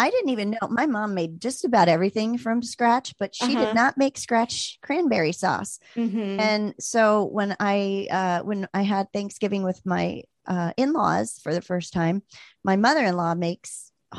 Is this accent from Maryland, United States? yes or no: yes; Maryland, United States; I grew up on the East Coast and, you know, in Maryland